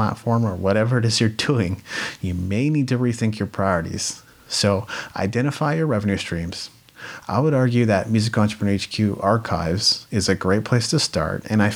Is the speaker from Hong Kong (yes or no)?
no; Japan; moved away; I grew up in Japan. That's a way different culture than North America